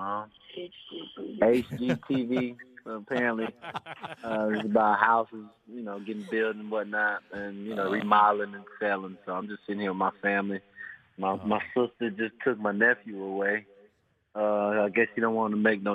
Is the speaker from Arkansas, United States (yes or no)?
no; Florida, United States; I'm a Floridian. I was born in Florida. I was raised in Florida.